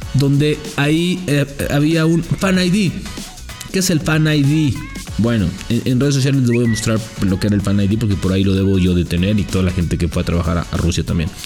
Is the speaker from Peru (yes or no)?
no; Mexico; Así somos los mexicanos, bien desmadrosos, bien dicharacheros